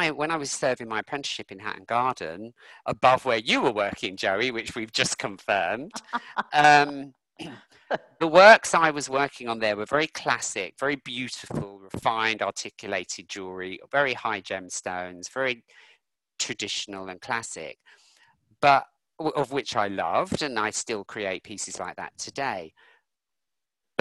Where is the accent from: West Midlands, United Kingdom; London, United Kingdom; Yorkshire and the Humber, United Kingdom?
London, United Kingdom; I grew up in North London and I remember the Brixton riots. I remember the Finsbury Park riots, where I grew up